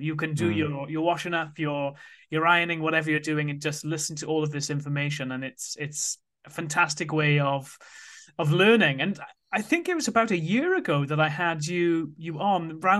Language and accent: English; Wales, United Kingdom; So I grew up in South Wales, and from a young age, I was interested in money.